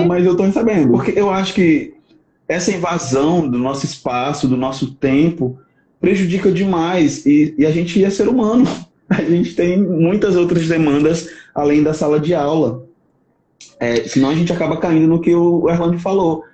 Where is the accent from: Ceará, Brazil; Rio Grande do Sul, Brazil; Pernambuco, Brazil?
Ceará, Brazil; Aracati; also born or lived in sertão, Ceará; minha mãe mora lá no litoral, lá em Aracati, de onde eu sou, né? Que de fato eu sou de Aracati